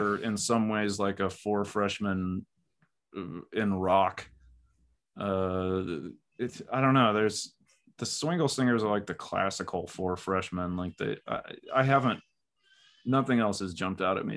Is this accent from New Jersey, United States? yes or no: no; Texas, United States; I'm like a Texan.